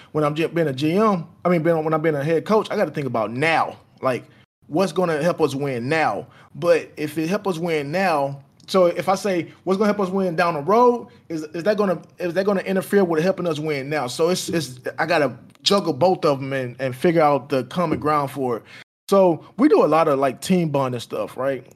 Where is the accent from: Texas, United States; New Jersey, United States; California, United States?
Texas, United States; Houston; I'm from Fifth Ward in Houston, Texas.